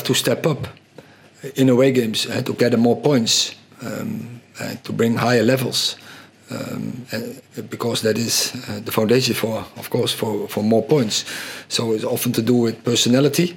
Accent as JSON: {"language": "English", "country": "Netherlands", "second_language": "English", "moved": "as an adult", "lives_now": "United Kingdom", "said": "coming from a Dutch school"}